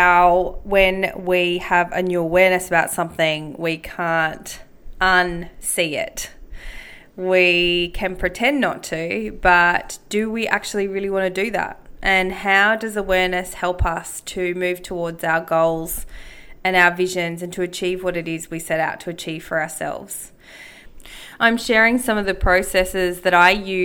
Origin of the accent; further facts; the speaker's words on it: Australia; I carried the feeling that I wasn't Māori enough. Growing up in Australia